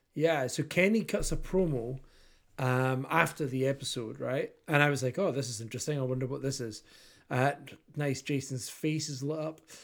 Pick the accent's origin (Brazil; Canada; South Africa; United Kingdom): United Kingdom; Kirkcaldy, Scotland; I am the body from Kirkcaldy